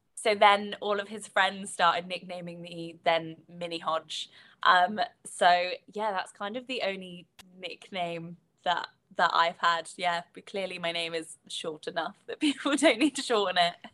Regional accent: United Kingdom; accent: British; so you can probably tell from my accent, so I, I'm, I'm British

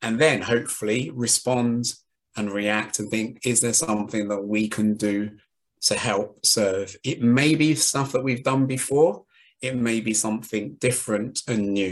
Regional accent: London, United Kingdom; I grew up in East London

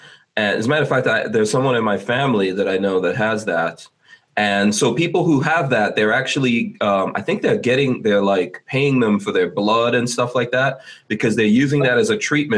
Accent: Guyana; I know, like, for example, I'm from Guyana, and in Guyana, I actually have relatives in Guyana that have committed suicide

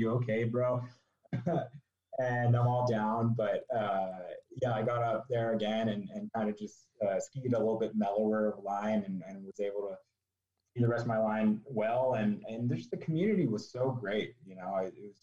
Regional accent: South Bay, Bay Area, California, United States; I grew up in California, in the Bay Area, South Bay, like kind of near Santa Cruz.

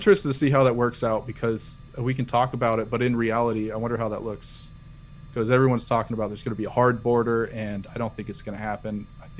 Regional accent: United States; also born or lived in China; as an American

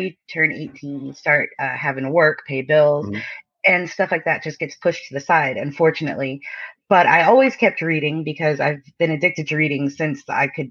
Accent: Connecticut, United States; also born or lived in Las Vegas; now in Georgia, United States; I live in Georgia right now, but I was born in Connecticut, and I lived in Las Vegas for a while as well

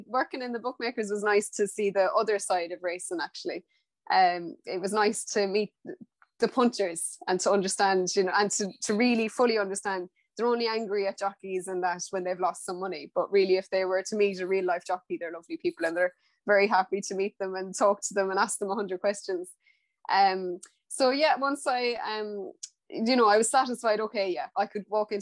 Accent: Galway, Connacht, Ireland; I grew up in Ireland, in Galway

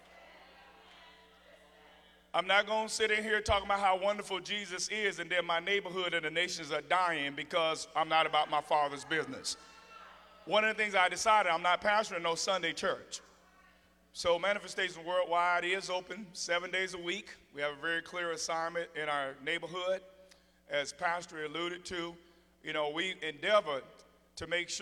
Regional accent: Gary, Indiana, United States; I come from Gary, Indiana, and people from there aren't scared of much

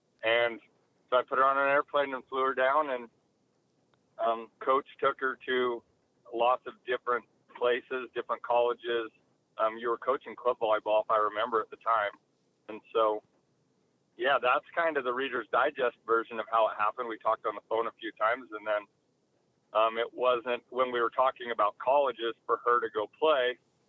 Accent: Utah, United States; growing up in Utah, you're pretty sheltered anyway, but getting to go to Texas and see a different side of the world and a different level

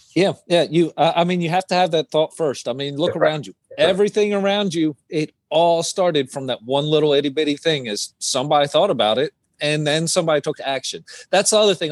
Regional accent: East Coast, United States; I'm from the East Coast

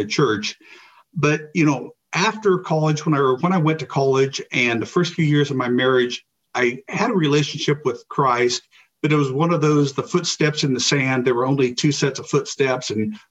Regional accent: Bennington, Kansas, United States; I'm originally from Bennington, Kansas, which is a small town of about 600 people in north central Kansas. And I was raised as a Methodist there in Bennington

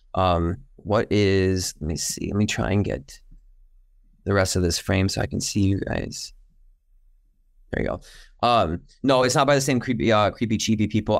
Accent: Detroit, Michigan, United States; growing up in Michigan, the Detroit area

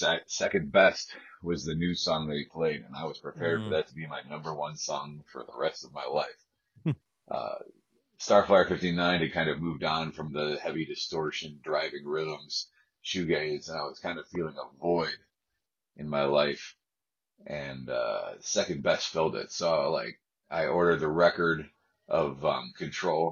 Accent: Ithaca, New York, United States; I'm from the Ithaca area of New York, Finger Lakes region

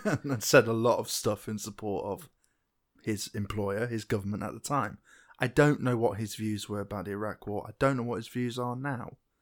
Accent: England, United Kingdom; I'm English

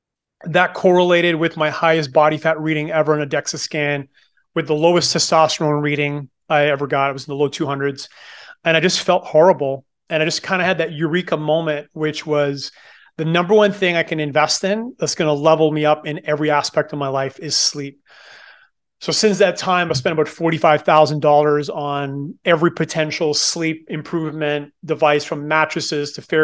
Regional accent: Moncton, New Brunswick, Canada; born there; So I was born in Moncton, New Brunswick, which is on the east coast of Canada, and became really passionate about bodybuilding when I was 16.

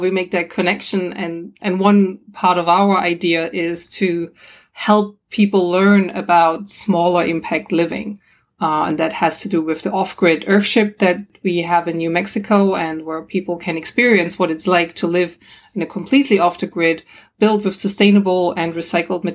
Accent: Germany; moved away; also born or lived in Australia; I'm from Germany originally.

